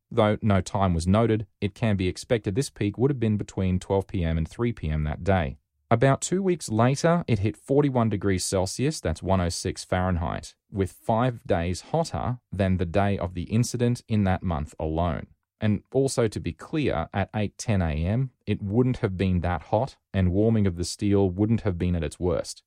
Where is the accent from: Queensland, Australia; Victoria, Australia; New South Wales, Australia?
Queensland, Australia; Rockhampton; moved away as an adult; also born or lived in Sydney; I was from Rockhampton, not even in the same state.